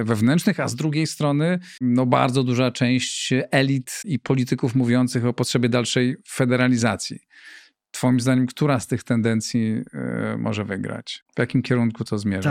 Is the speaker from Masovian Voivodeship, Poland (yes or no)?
no; Greater Poland, Poland; moved away as an adult; also born or lived in Warsaw; ja pochodzę z Wielkopolski, z małego miasteczka